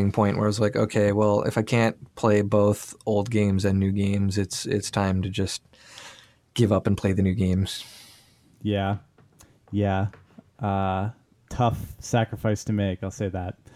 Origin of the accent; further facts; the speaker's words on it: Nova Scotia, Canada; also born or lived in Toronto / Sydney / Vancouver / San Francisco; I mean, we we're both from Nova Scotia, and we've both moved a little bit.